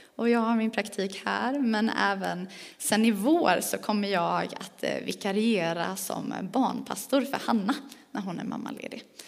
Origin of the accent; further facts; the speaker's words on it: Växjö, Kronoberg County, Sweden; accent: Småländska; also born or lived in Skåne; now in Falköping, Sweden; jag är född skåning, men det hör man inte på min dialekt för att jag har bott i Växjö, eller runt om Växjö ganska länge. Så om man undrar vad är det för språk hon säger när hon inte uttalar sina R, då är det för att jag är smålänning